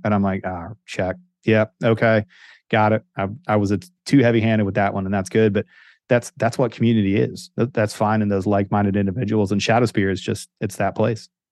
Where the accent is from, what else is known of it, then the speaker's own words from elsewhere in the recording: Northeast Ohio, United States; moved away; dorky kid that grew up in Northeast Ohio